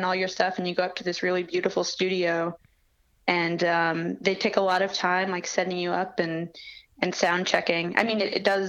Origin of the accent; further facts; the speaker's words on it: Connecticut, United States; also born or lived in New York City, New York; my parents moved to Connecticut, just outside the city. And that's where I grew up